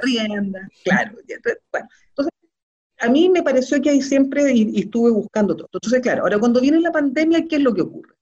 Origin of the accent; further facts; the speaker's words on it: Chile; como sociedad chilena